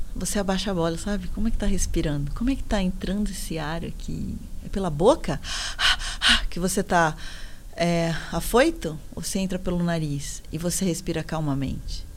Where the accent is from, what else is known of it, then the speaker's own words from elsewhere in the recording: São Paulo, Brazil; Onde eu moro, ainda eu moro em São Miguel Paulista, que é na Zona Leste, ZL. Sou da ZL